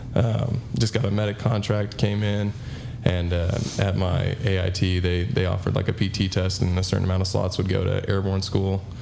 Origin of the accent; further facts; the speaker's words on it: Utah, United States; moved away; I was born and raised in Utah